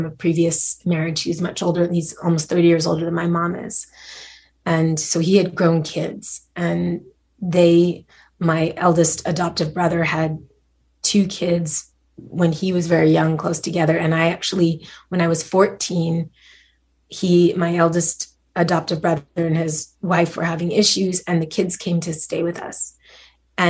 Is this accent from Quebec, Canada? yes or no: yes; Montreal, Quebec, Canada; I grew up in Montreal